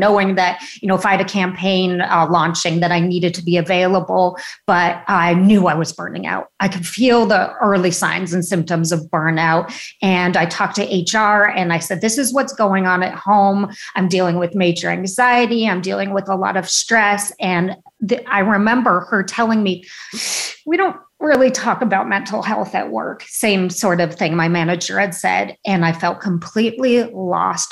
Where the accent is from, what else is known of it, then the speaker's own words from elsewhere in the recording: San Rafael, California, United States; also born or lived in Chicago, Illinois; So I'm from Chicago originally, but family moved to Northern California, to the Bay Area, in the late 70s. So I pretty much grew up, majority of my childhood was spent in a town called San Rafael, California